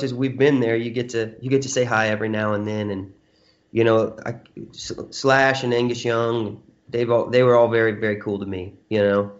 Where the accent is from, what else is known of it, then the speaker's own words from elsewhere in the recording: Texas, United States; I'm from Texas